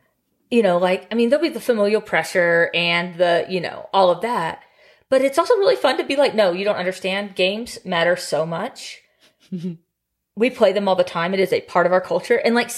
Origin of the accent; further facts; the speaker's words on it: the South, United States; Correct. So I'm from the South. And when I say the South, I mean like the redneck South.